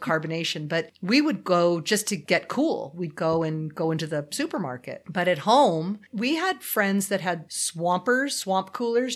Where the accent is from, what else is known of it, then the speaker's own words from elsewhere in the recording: Los Angeles, California, United States; I grew up in the San Fernando Valley, which is like the Sahara Desert.